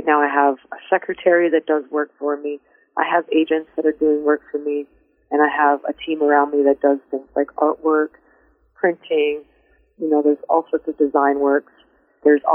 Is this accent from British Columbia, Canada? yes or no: no; London, Ontario, Canada; My hometown is London